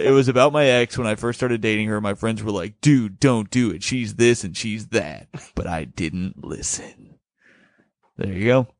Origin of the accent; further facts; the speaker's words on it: Bloomington, United States; now in New York, United States; the reason I grew up in Bloomington is because she was transferred to Bloomington as a manager at Red Lobster